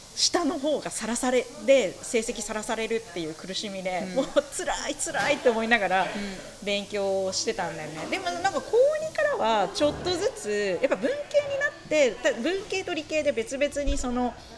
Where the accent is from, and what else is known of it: Kobe area, Hyogo, Japan; born or raised there